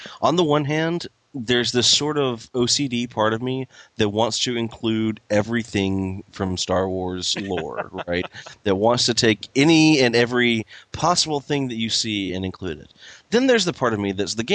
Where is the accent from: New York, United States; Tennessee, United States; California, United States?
Tennessee, United States; I'm a redneck from Tennessee